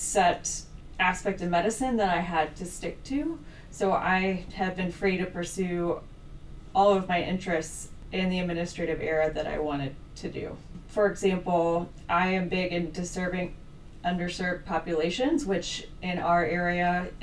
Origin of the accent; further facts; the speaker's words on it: Midwest, United States; also born or lived in Boston / Minnesota / Indianapolis; I am from the Midwest, born and raised with little forays in Boston as well as Minnesota